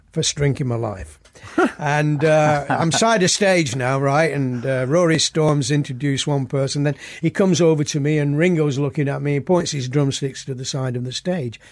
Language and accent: English; Oldham, North West England, United Kingdom; born or raised there